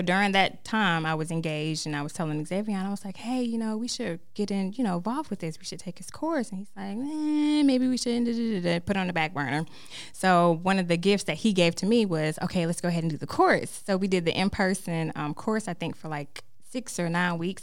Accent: Fayetteville, North Carolina, United States; moved away as an adult; now in Charlotte, United States; from Fayetteville, North Carolina

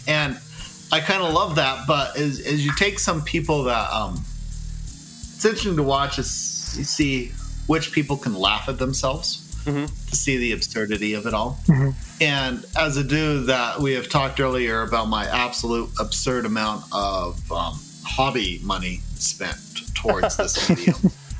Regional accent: Texas, United States; moved away; Well, I'm a Texan that happens to live elsewhere.

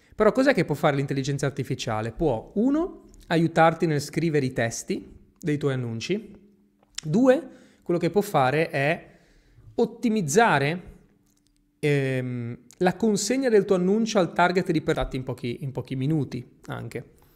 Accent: Genoa, Liguria, Italy; accent: Genoese; Io ho l'accento genovese

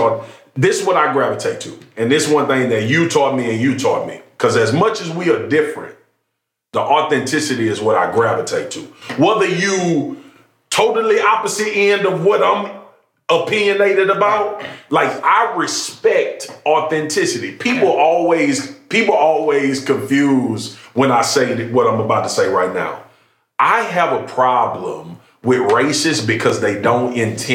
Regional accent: Louisiana, United States; moved away; also born or lived in Dallas; I grew up in Louisiana

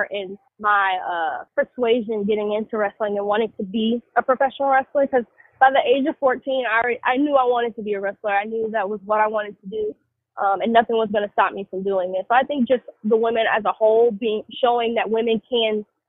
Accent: Georgia, United States; I did a few things growing up in Georgia

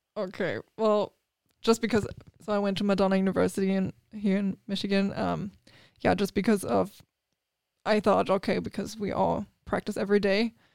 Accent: Germany; English is a second language; moved away as an adult; now in United States; so I grew up in Germany

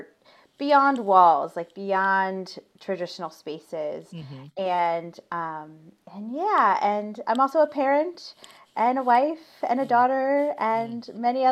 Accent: Ohio, United States; I'm from Ohio. So like football and marching band was really big a part of my like growth

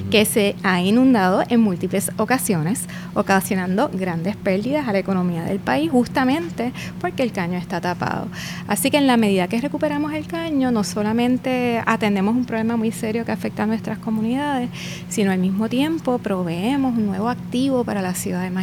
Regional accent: Puerto Rico; nosotros como puertorriqueños

